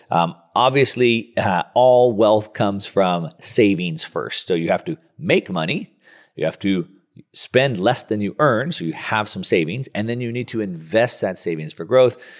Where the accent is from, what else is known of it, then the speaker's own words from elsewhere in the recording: Southern California, United States; I'm a surfer from Southern California